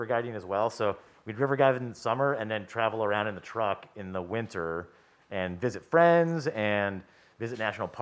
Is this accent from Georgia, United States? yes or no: no; California, United States; I was born in California